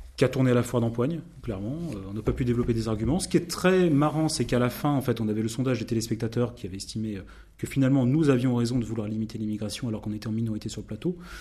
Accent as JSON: {"language": "French", "region": "Normandy", "country": "France", "said": "moi, je suis normand"}